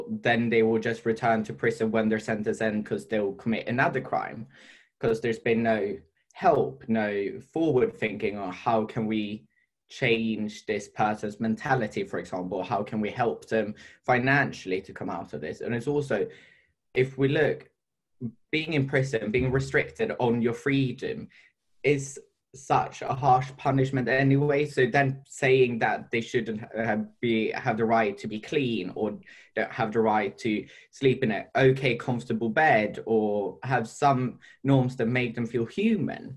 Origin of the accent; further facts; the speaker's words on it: Sweden; now in United Kingdom; I'm from Sweden